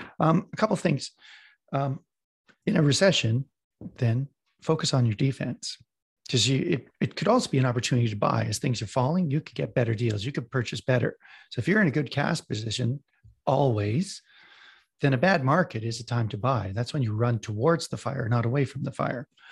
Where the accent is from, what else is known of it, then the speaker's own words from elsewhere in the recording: Western Canada, Canada; I'm from Western Canada.